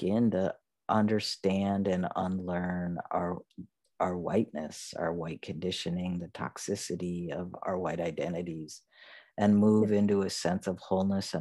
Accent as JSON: {"language": "English", "region": "the North", "country": "United States", "tie": "born or raised there", "said": "I mean, the North"}